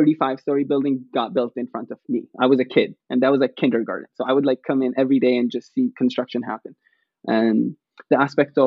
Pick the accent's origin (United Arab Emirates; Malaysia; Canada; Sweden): United Arab Emirates; Abu Dhabi; moved away as an adult; now in Akron, United States; I'm from the United Arab Emirates, Abu Dhabi, and I grew up over there, went to school over there.